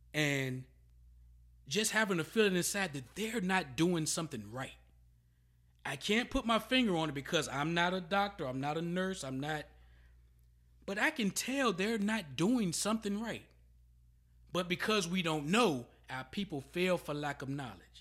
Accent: Emporia, Virginia, United States; I'm from Emporia, Virginia

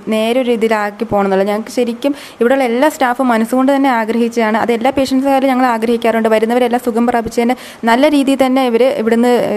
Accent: Mananthavady, Kerala, India; also born or lived in Kozhikode; എൻ്റെ വീട് മാനന്തവാടി

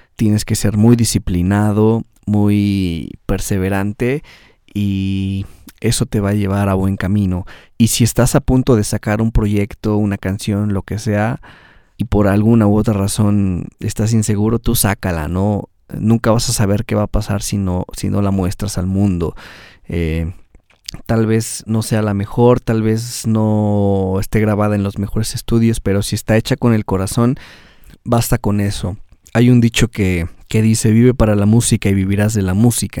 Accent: Mexico

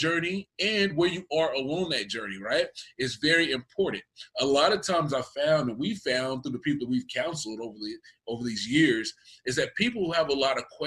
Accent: Texas, United States; I am from Texas. I'm from the South

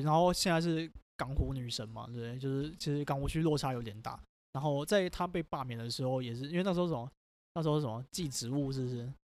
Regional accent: Taiwan; 我们台湾人也是有一些反制的措施

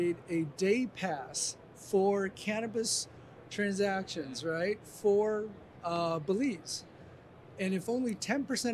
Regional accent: Colorado, United States; I'm from Colorado

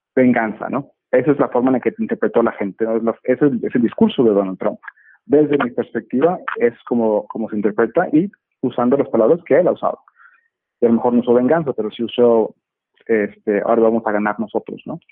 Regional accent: Monterrey, Nuevo León, Mexico; now in Dallas, United States; México, donde hoy me encuentro, en mi ciudad natal, en Monterrey

